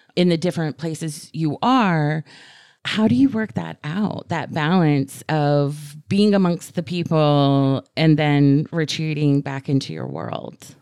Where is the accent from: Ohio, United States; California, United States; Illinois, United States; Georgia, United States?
Georgia, United States; Atlanta; I'm from Atlanta